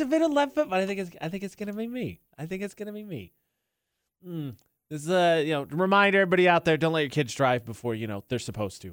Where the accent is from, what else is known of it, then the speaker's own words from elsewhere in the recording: Midwest, United States; moved away; I'm from the Midwest